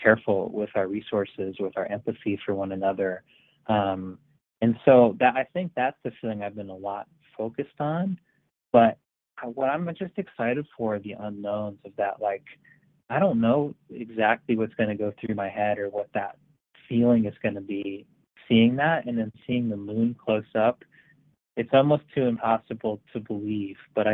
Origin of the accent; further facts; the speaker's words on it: Marlborough, Connecticut, United States; Marlborough, my hometown